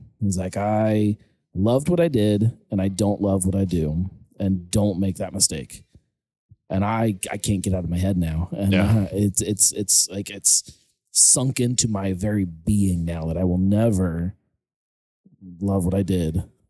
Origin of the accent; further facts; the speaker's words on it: West Virginia, United States; born there; I was born in West Virginia because he was out just in the hills of West Virginia working for this tree company.